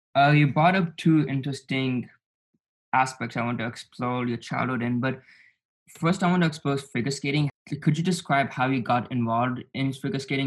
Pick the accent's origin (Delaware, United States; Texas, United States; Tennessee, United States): Texas, United States; Dallas; also born or lived in Naperville, Illinois / California; the first seven years in Naperville, Illinois, and I spent one year in California, and then the rest of my life I've been in Texas, Dallas, Texas